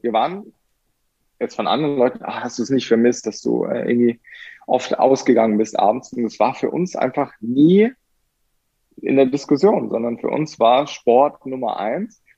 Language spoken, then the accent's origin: German; Germany; bei uns in Deutschland